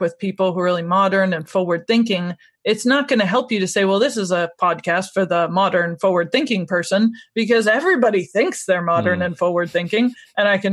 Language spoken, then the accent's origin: English; United States; now in Scotland, United Kingdom; I'm originally from America, but I've lived in Scotland for 17 years now